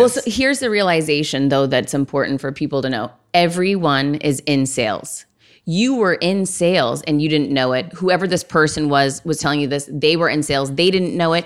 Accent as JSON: {"language": "English", "town": "Worcester", "region": "Massachusetts", "country": "United States", "tie": "born or raised there", "said": "I grew up in Worcester, Massachusetts."}